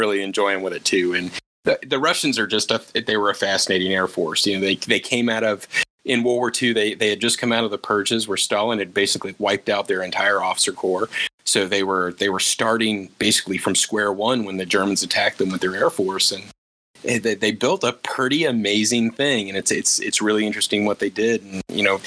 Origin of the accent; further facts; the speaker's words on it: United States; me as an American